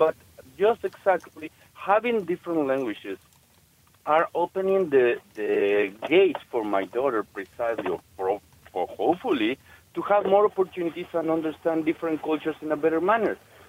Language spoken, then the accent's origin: English; Mexico; first language Spanish; English is a second language; Well, personally speaking, my mother tongue is Spanish, just for starters.